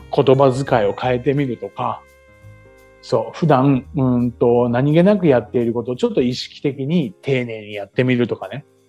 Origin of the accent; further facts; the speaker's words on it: Chiba, Japan; moved away as an adult; now in Okinawa, Japan; 生まれ育った千葉な千葉に比べたら